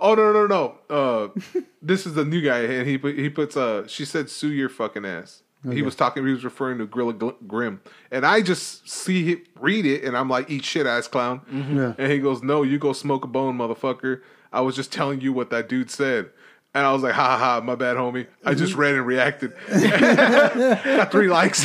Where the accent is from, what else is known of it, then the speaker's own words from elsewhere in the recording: Los Angeles, California, United States; I'm from East